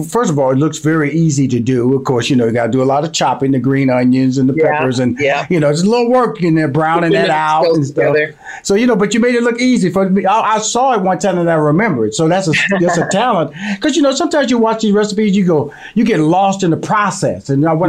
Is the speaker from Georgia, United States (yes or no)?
no; Houston, Texas, United States; And I'm from Houston, Texas, born and raised. And so I'm a Southern boy.